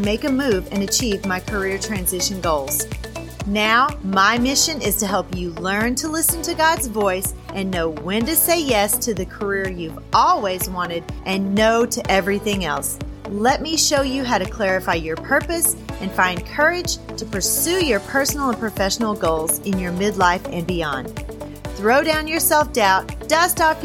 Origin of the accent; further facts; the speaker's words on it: the South, United States; accent: southern; my southern accent is coming through strong